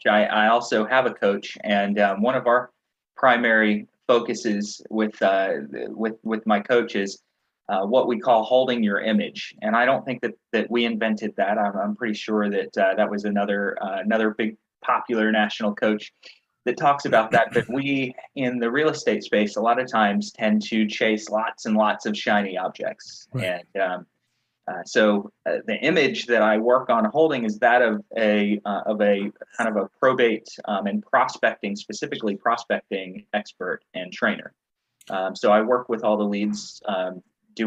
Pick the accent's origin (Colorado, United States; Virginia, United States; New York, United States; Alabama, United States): Virginia, United States; mountains of; now in North Carolina, United States; I grew up in Virginia